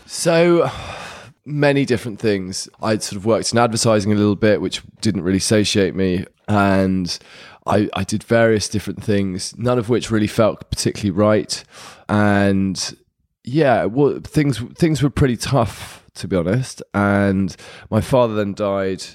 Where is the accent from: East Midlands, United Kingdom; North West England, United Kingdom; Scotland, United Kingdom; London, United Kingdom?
London, United Kingdom; moved away as an adult; was born in Hammersmith, and then we had a place, uh, just in Clapham in the early eighties